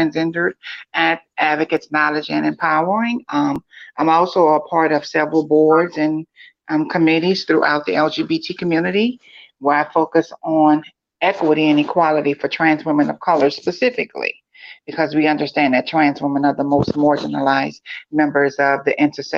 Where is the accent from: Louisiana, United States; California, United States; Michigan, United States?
Louisiana, United States; New Orleans; also born or lived in Atlanta, Georgia; now in Birmingham, United States; I'm originally from New Orleans, moved to Atlanta, then moved to Birmingham.